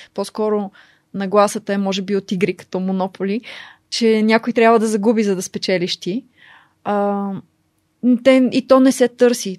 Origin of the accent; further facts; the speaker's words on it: Bulgaria; moved away as an adult; also born or lived in United States / Oxford, United Kingdom; нас като българи